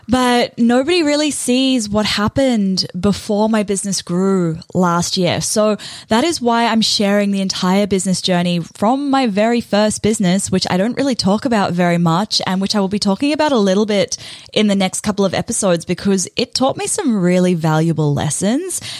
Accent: New Zealand; moved away as an adult; now in Australia; I moved to Australia from New Zealand and I landed what I thought was my dream job working for a pretty good company.

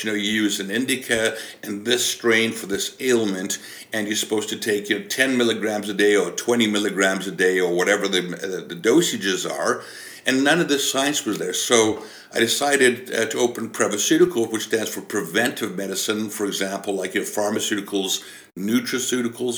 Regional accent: South Africa; moved away as an adult; now in British Columbia, Canada; I was born and raised in South Africa

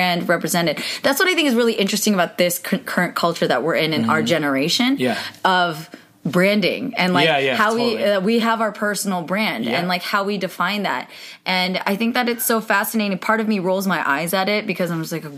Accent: Cupertino, California, United States; I grew up in Cupertino

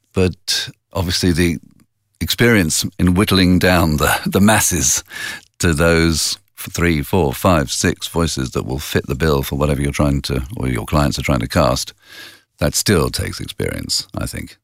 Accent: England, United Kingdom; moved away as an adult; now in Italy; being English in Italy

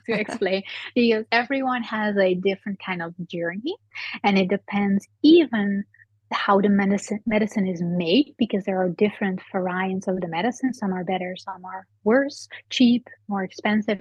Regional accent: Netherlands; I'm from the Netherlands.

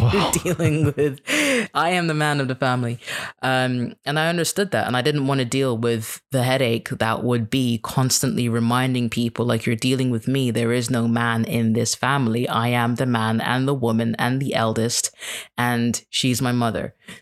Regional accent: Kenya; And I'm like, well, I'm Kenyan. They're like, no, you're a foreigner. You can't even speak Swahili. I'm like, yeah, but like, I'm still one of you.

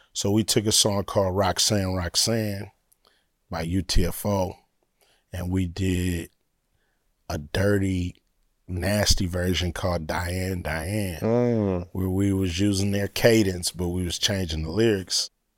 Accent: Los Angeles, California, United States; I'm from LA. They from Compton. Uh-huh. I'm from South Central.

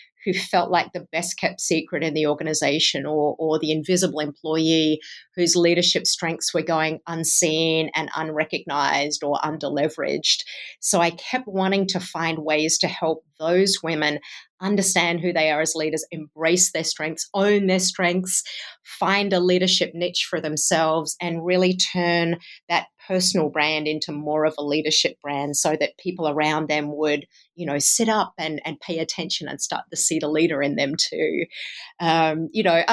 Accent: Australia; accent: Australian-Iowan; also born or lived in Bay Area, California; now in Cedar Rapids, United States; I grew up in Australia and then lived in California in the Bay Area for about a decade and then relocated to Cedar Rapids in Iowa with my husband's career

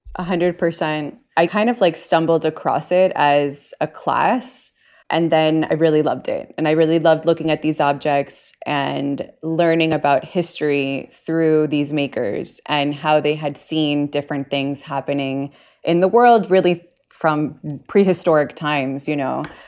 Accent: Puerto Rico; also born or lived in New York, United States / Bay Area, United States; now in Miami, United States; I was born in Puerto Rico

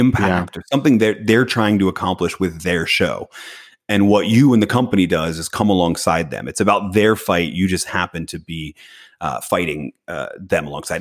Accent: Philadelphia, Pennsylvania, United States; I was born in Philadelphia

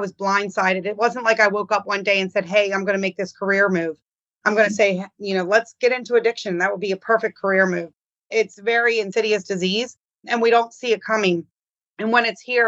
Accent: Baltimore, Maryland, United States; I grew up in Baltimore

